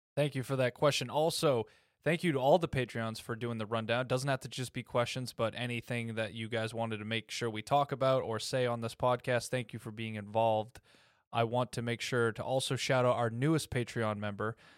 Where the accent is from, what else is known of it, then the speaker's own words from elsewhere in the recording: United States; I was raised in America